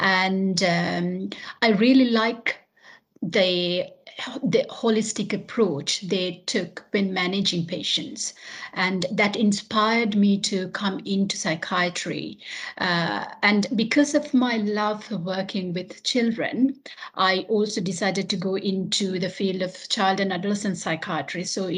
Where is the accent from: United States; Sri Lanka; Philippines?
Sri Lanka; moved away as an adult; now in United Kingdom; So prior to moving into UK, I worked in a pediatric unit. So in Sri Lanka, actually, I'm from Sri Lanka.